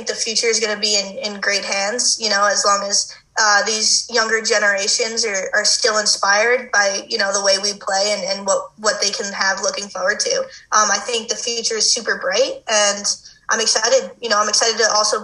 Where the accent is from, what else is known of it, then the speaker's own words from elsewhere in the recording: Long Island, New York, United States; moved away as an adult; now in Boulder, United States; I grew up on Long Island